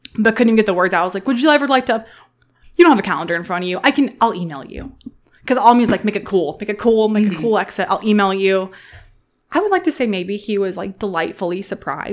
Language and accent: English; St. Louis, Missouri, United States; I'm from the St. Louis area, and one of our local universities is very inclusive